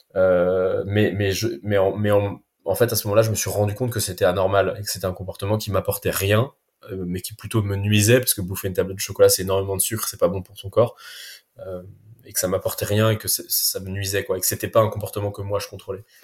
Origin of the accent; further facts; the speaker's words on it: Paris, Île-de-France, France; moved away as an adult; now in Basque Coast, France; Paris que j'habitais depuis 35 ans, donc c'est pareil, ça avait été toute ma vie, toute mon enfance, ma jeunesse, mon éducation, mes potes, tout, tout était à Paris.